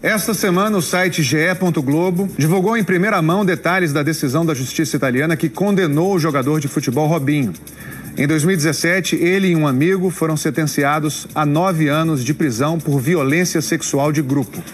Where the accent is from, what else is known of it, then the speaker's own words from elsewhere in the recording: Maceió, Alagoas, Brazil; Eu sou nordestino, sou alagoano, como eu disse, de Maceió